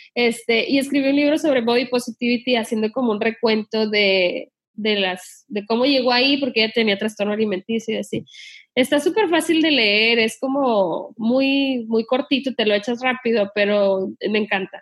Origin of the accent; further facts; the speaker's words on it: Sinaloa, Mexico; yo me crié en Sinaloa